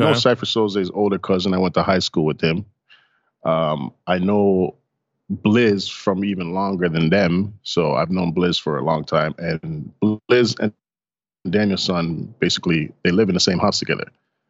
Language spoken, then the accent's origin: English; Toronto, Ontario, Canada; Yes, I was born. I'm born and raised in Toronto.